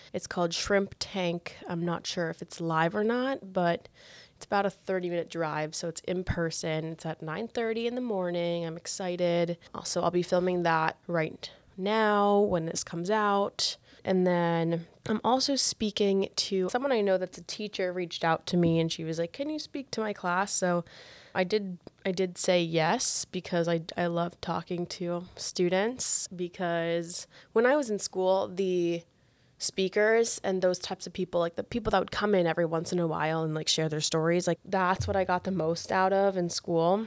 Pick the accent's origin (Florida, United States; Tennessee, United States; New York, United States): Florida, United States; a smaller city about an hour from Miami; I grew up where I live right now